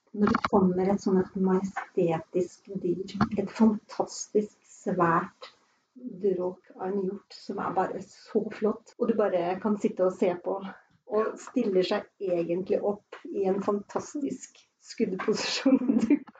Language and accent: Norwegian; Fredrikstad, Østfold, Norway; moved away as an adult; also born or lived in Naustdal; now in Sunnfjord, Norway; jeg kommer fra Fredrikstad og har da hatt hytte på Hvaler